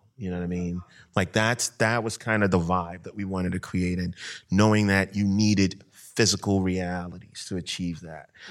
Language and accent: English; Ghana; I grew up in Ghana, you know, and, um, I grew up around a family of storytellers